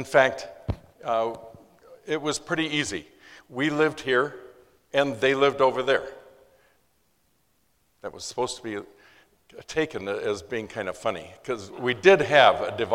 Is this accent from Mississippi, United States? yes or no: no; Los Angeles, California, United States; I was born in East LA in 1942.